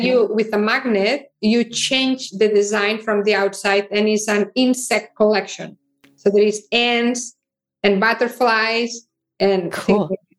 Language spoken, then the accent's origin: English; Barcelona, Catalonia, Spain; now in United States; I am originally from Barcelona and I moved to United States